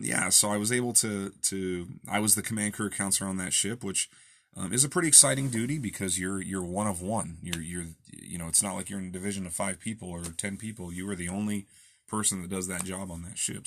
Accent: Olympia, Washington, United States; I'm from Olympia

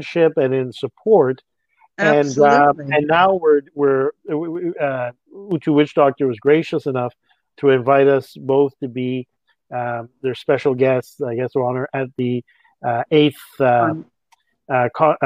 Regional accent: Canada; also born or lived in France; in Canada, we are a country of immigrants

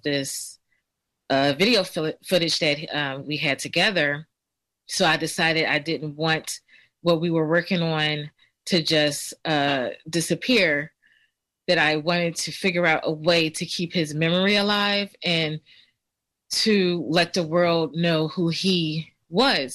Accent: Philadelphia, Pennsylvania, United States; I grew up in Germantown. I lived right on Belfield Avenue

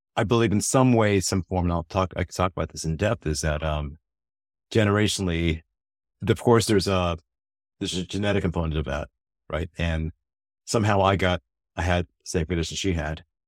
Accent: United States; being an American

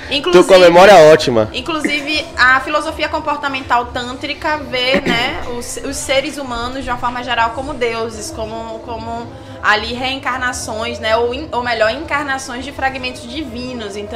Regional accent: Salvador, Bahia, Brazil; now in Brasília, Brazil; Eu sou daqui de Salvador, mas eu moro em Brasília e eu vou pra cá cada dois meses atender.

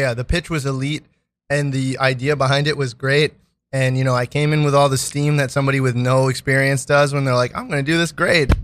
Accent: New York City, New York, United States; I'm from Brooklyn

